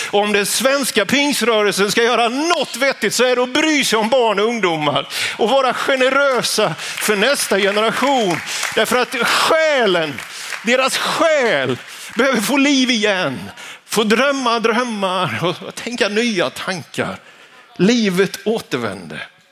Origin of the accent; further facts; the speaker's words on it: Vetlanda, Jönköping County, Sweden; När jag var tonåring så gick jag högstadiet på Vitalaskolan hemma i Vetlanda. Småländska höglandet